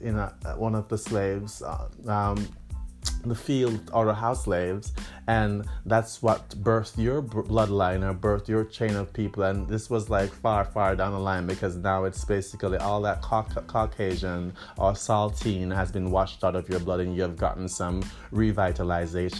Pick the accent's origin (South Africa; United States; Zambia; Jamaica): Jamaica; moved away; born and, you know, spent much of my childhood in the Caribbean, in Jamaica